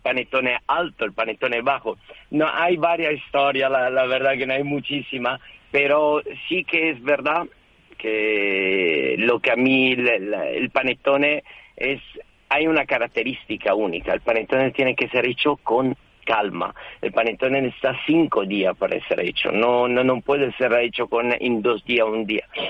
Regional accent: Italy; moved away; yo soy italiano, claramente, y mi esposa es francesa. Y, en casa hablamos español

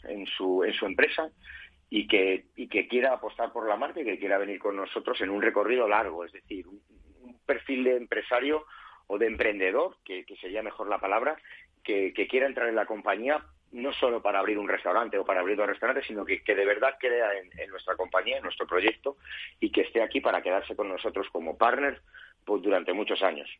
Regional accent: Spain; somos la gente española somos muy de salir a la calle

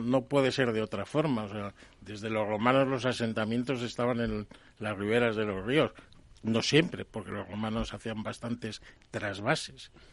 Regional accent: Palencia, Castile and León, Spain; now in Cantabria, Spain; yo no soy cántabro, yo soy de Palencia. Pero vamos, llevo ya más años en Cantabria.

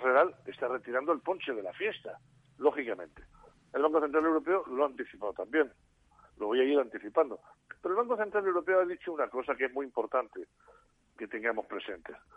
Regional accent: Spain; mi país

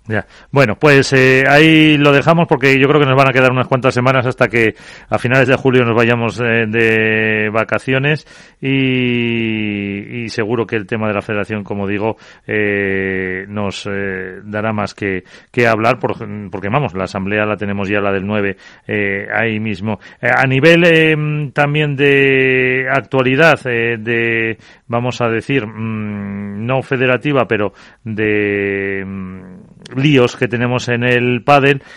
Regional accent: La Rioja, Spain; Yo como riojano

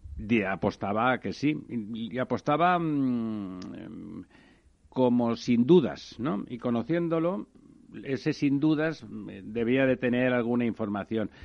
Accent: Catalonia, Spain; Cataluña, la verdad es que se entiende poco. Le llamaba a Ramón de España el manicomio catalán y la verdad es que mi tierra está complicada últimamente

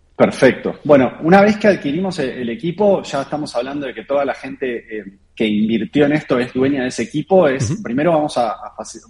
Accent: Argentina; parte de los founders somos argentinos

